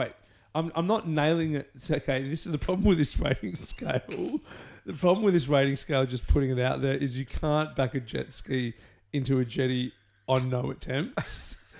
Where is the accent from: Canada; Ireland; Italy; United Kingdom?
Canada; And we're both Canadian.